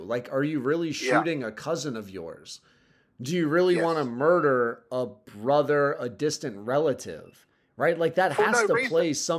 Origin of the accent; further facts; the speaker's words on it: United States; I've been raised as an American